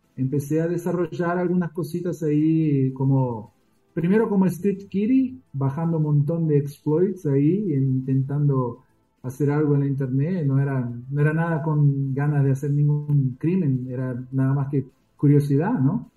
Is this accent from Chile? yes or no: no; São Paulo, Brazil; also born or lived in Argentina; Mi familia, bueno, se radicaron en Brasil cuando yo tenía tres años de edad